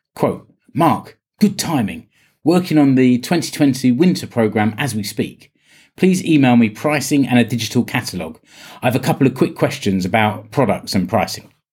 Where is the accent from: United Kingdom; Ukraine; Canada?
United Kingdom; now in Finland; I'm British.